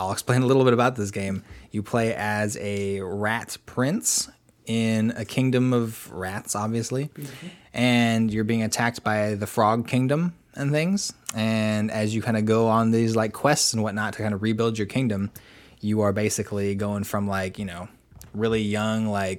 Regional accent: New York, United States; but I'm from New York

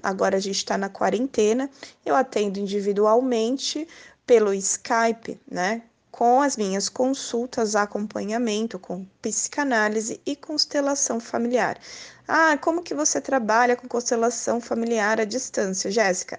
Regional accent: São Paulo, Brazil; eu sou de São Paulo

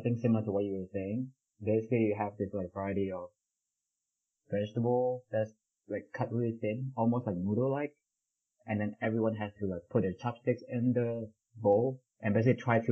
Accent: Indonesia; moved away; growing up in Indonesia back then

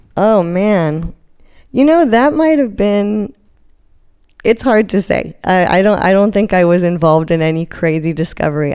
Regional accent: South Africa; moved away; also born or lived in Cape Town, South Africa; I grew up partially, I was born in South Africa. So I spent a lot of years on the coasts there.

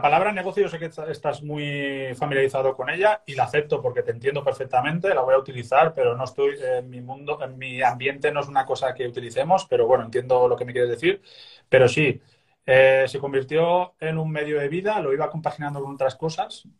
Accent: Castellón de la Plana, Valencian Community, Spain; moved away as an adult; also born or lived in Sant Just Desvern / Mataró area; now in near Mataró, Spain; yo siendo de Castellón, pues la vida que yo vivía, estudiaba, trabajaba

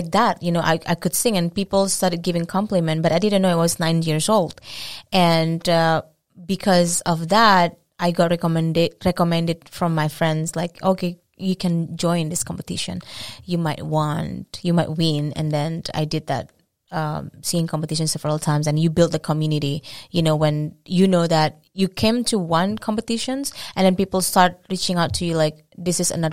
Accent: Indonesia; English is a second language; moved away as an adult; now in Boston, United States; I'm from Indonesia. It's a beautiful country in Southeast Asia. And I've been living in Boston for 5 years

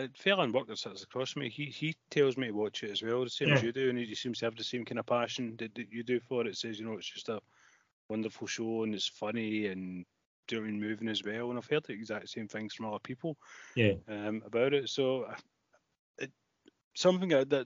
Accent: Glasgow, Scotland, United Kingdom; I grew up in Maryhill, and Partick Thistle were a local club

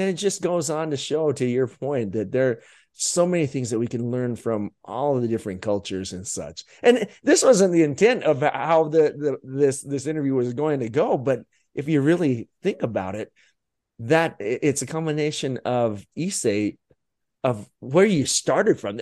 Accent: Utah, United States; growing up in Utah

